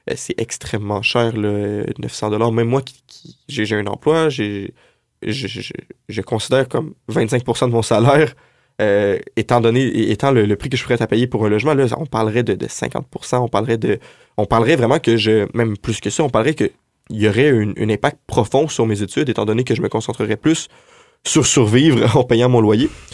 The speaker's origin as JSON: {"language": "French", "area": "Montreal region, North Shore", "region": "Quebec", "country": "Canada", "moved": "as an adult", "lives_now": "Quebec City, Canada", "said": "je, viens de la région de Montréal, de la Rive-Nord"}